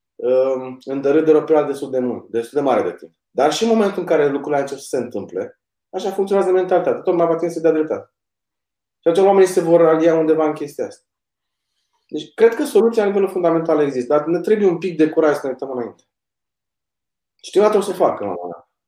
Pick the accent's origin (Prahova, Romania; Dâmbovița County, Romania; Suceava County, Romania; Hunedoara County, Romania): Prahova, Romania; Ploiești; eu tot vă sunt din Ploiești